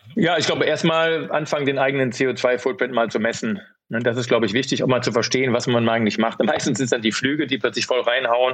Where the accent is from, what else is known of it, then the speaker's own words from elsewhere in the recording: Rhineland, Germany; accent: rheinischer Slang (Rhineland); moved away; Ich komme ja auch aus dem Rheinland